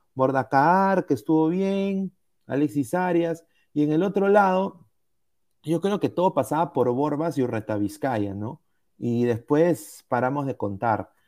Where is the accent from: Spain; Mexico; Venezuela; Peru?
Peru; moved away; Como peruano fuera